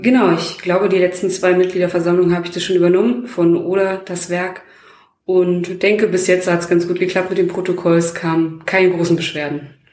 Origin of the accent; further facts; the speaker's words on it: Bestensee, Brandenburg, Germany; bin ich halt in Bestensee groß geworden